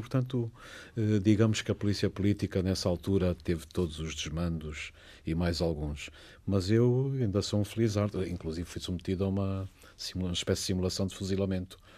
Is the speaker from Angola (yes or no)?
yes; Catabola, Bié, Angola; moved away; also born or lived in Paris, France; eu nasci no Planalto Central angolano